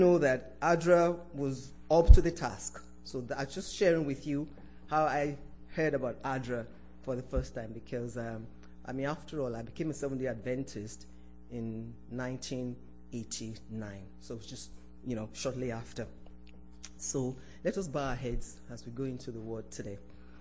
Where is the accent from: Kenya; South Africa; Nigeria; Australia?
Nigeria; moved away; This was when I was still living in my home country, Nigeria.